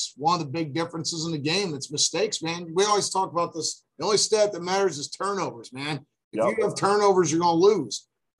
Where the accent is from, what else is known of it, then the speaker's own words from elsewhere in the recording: Akron, Ohio, United States; Then they got my hometown Zips